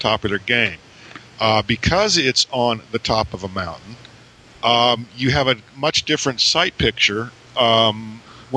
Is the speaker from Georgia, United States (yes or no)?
yes; Tifton, Georgia, United States; my hometown in Tifton, Georgia.